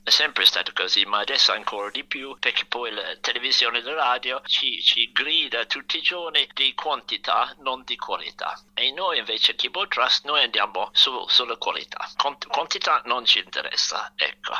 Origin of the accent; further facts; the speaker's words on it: London, United Kingdom; Italian is a second language; moved away as an adult; also born or lived in Rome, Italy; da quando ero bambino piccolo a Londra andavo al Royal College of Music